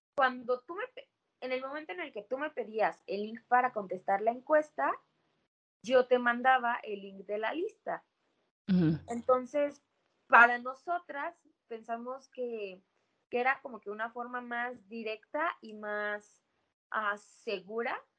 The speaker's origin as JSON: {"language": "Spanish", "region": "Oaxaca", "country": "Mexico", "said": "soy de Oaxaca"}